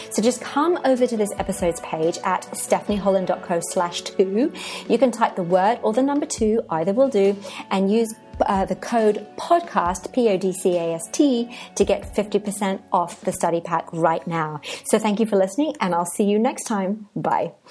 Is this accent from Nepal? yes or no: no; England, United Kingdom; moved away as an adult; also born or lived in Cadiz, Spain; now in Oaxaca, Mexico